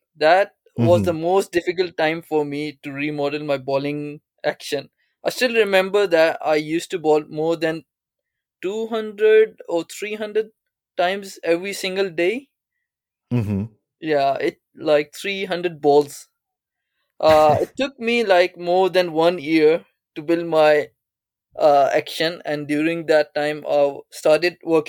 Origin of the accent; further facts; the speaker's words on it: Islamabad, Islamabad Capital Territory, Pakistan; also born or lived in Japan; I was born in Japan, and I still remember at the age of 5, my family mm-hmm. moved to Pakistan, and I grew mm-hmm. up in Pakistan, a city called Islamabad, capital city of Pakistan.